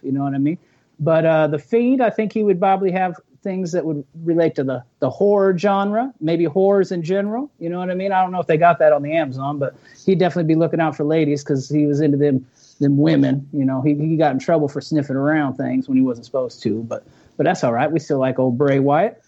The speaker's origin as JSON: {"language": "English", "area": "the Great Northwest", "region": "Pacific Northwest", "country": "United States", "said": "I'm from the Great Northwest"}